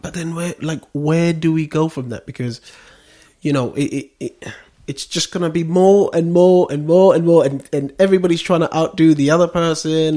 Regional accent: Westcliff-on-Sea, East of England, United Kingdom; I grew up in Westcliff.

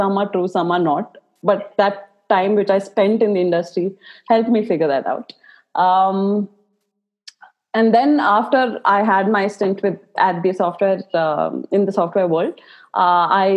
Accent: Bangalore, Karnataka, India; I was born and brought up in Bangalore

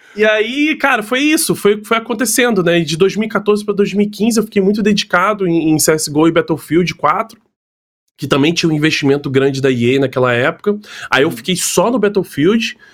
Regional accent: Niterói, Rio de Janeiro, Brazil; moved away as an adult; now in São Paulo, Brazil; eu sou de Niterói

